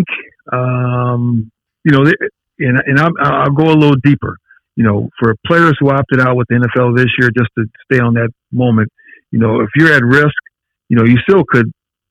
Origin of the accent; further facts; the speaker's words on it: Carson, California, United States; I'm from Southern California. I grew up in Carson